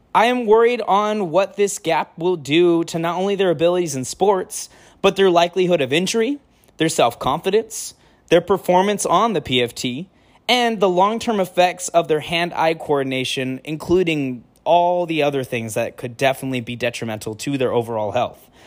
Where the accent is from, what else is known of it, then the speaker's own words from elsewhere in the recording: El Centro, California, United States; I'm from California, El Centro, California